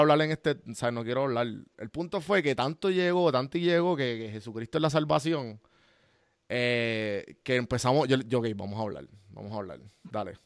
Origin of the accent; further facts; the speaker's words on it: Puerto Rico; nosotros como puertorriqueños, de donde vinimos